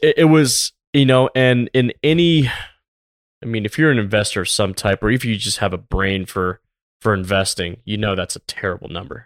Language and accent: English; Tampa, Florida, United States; I grew up in Tampa, Florida.